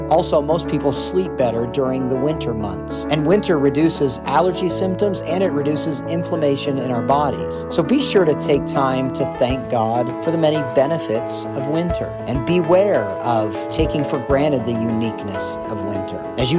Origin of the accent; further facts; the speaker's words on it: Minnesota, United States; now in Pensacola, United States; Growing up in Minnesota